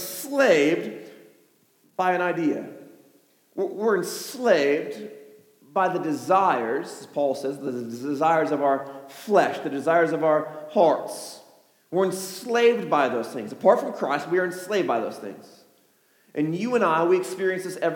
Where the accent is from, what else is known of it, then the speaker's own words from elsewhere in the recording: Chicago, Illinois, United States; I'm from Chicago